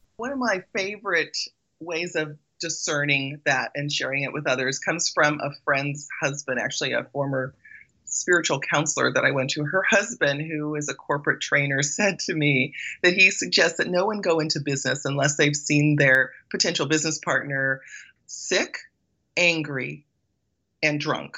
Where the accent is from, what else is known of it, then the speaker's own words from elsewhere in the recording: Belize; moved away; I was born in Belize